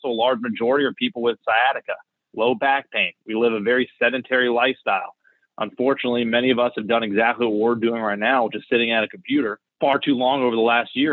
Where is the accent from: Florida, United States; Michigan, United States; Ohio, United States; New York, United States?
Florida, United States; I'm actually born and raised in Florida.